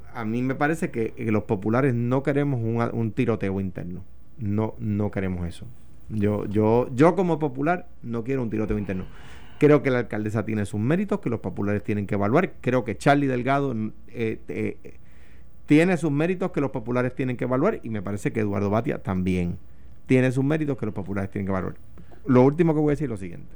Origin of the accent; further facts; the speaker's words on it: Coamo, Puerto Rico; accent: arrastro la R; Yo soy de Cuamo y vengo de, un campo de este país